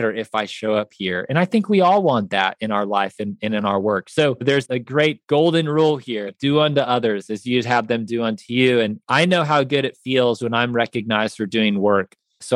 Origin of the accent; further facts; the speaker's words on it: Kansas City, United States; also born or lived in Chicago; now in Nashville, United States; I grew up in Kansas City